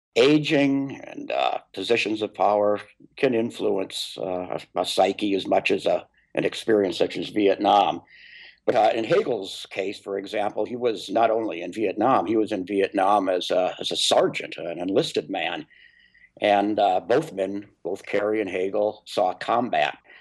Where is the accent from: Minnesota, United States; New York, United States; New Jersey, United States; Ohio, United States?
Minnesota, United States; my home state of Minnesota